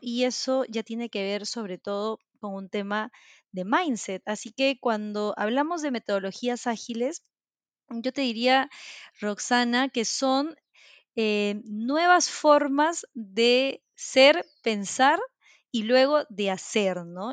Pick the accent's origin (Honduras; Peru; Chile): Peru; soy de Perú, vivo en Lima actualmente